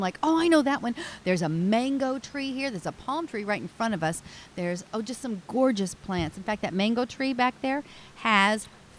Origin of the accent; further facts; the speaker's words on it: Hannibal, Missouri, United States; growing up in Hannibal